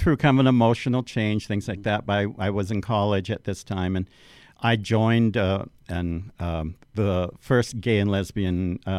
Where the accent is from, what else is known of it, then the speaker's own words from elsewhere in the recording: Orange County, California, United States; I grew up in Orange County.